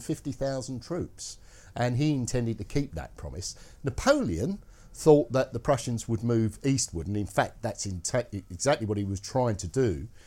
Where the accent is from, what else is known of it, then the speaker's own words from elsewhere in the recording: Scotland, United Kingdom; being Scottish, I can't do the Scottish accent.